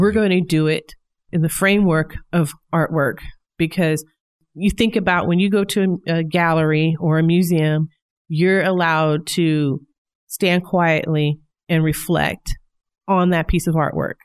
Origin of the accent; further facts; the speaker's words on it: Independence, Missouri, United States; now in Northwest Arkansas, United States; I'm originally from Kansas City, Missouri, specifically in the suburb of Independence.